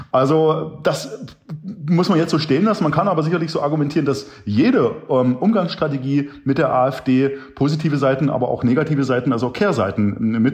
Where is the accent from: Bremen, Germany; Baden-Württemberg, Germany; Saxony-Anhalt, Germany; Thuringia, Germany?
Saxony-Anhalt, Germany; Lutherstadt Wittenberg; born there; also ich bin Ende ähm, der 1970er Jahre geboren in Lutherstadt Wittenberg, genau. Und äh, da gab's ja dort damals noch nicht die Bundesrepublik, das war die DDR.